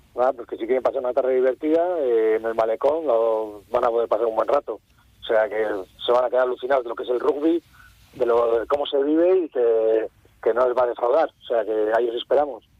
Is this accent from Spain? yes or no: yes; Cantabria, Spain; en mi tierra y ante todos familiares y amigos